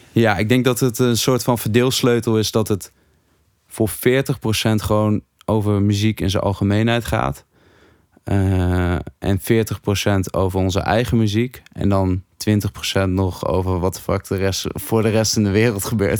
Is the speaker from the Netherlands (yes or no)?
yes; Hattem, Gelderland, Netherlands; ik uit Hattem kwam.